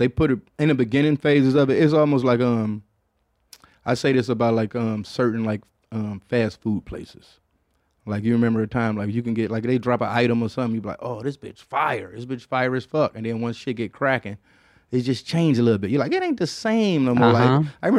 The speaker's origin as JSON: {"language": "English", "town": "Detroit", "region": "Michigan", "country": "United States", "said": "I guess because I was coming from Detroit where we had like, you know, it's a lot of like faking houses"}